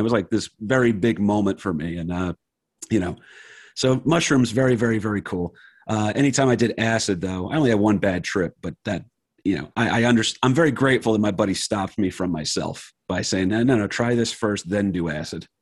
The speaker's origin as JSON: {"language": "English", "town": "Wayne", "region": "New Jersey", "country": "United States", "tie": "born or raised there", "said": "I grew up in Wayne, New Jersey"}